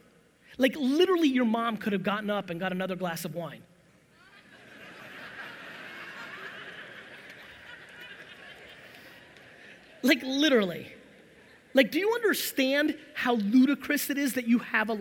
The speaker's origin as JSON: {"language": "English", "region": "New Jersey", "country": "United States", "also_born_or_lived": "Soviet Union", "said": "I'm from Jersey. This is how I talk."}